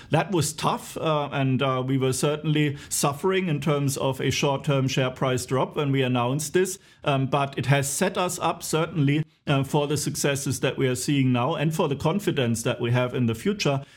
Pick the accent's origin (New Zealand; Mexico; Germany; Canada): Germany; Walldorf, Baden-Württemberg; you're finding me today in my hometown in Waldorf, where also S A P headquarters is